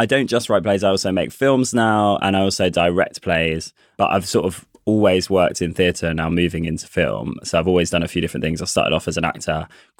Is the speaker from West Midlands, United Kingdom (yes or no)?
yes; Coventry, West Midlands, United Kingdom; accent: Coventry accent; They also said, my accent, because I'm from Coventry, you won't hear it now because they drew it out at me, but they were like, Cov accent isn't that useful.